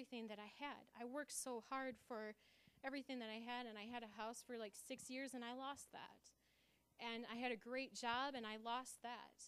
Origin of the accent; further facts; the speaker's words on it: Grand Rapids, Michigan, United States; I'm from Grand Rapids